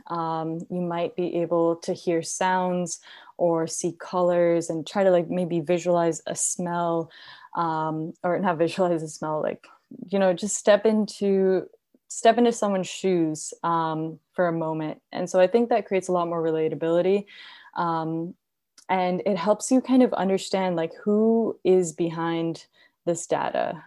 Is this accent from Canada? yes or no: no; India; now in United States; I grew up in India